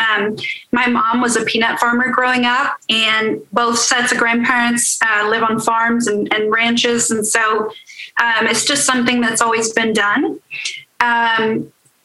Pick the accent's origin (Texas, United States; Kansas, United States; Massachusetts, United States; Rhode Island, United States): Texas, United States; Midland; moved away as an adult; also born or lived in Longview, Texas; now in Woodward, United States; I was born and raised in Midland, Texas, and then moved over to Longview, Texas, and went to college at Texas Tech